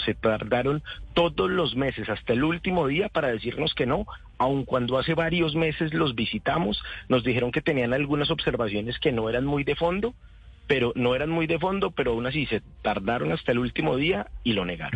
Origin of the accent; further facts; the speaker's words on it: Mosquera, Cundinamarca, Colombia; Yo soy de Mosquera